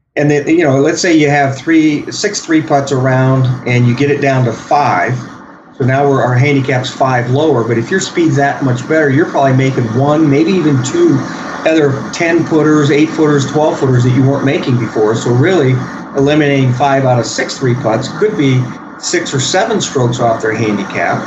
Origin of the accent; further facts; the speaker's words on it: Arizona, United States; when I grew up in Arizona